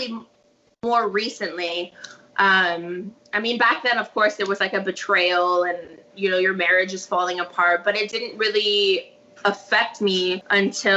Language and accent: English; Hawaii, United States; now in Paso Robles, United States; I was raised in Hawaii. I currently live in Paso Robles, California